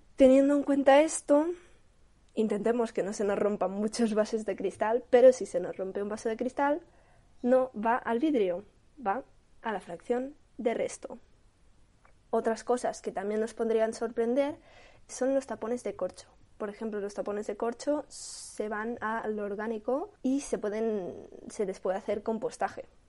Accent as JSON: {"language": "Spanish", "region": "Catalonia", "country": "Spain", "said": "yo soy de Cataluña"}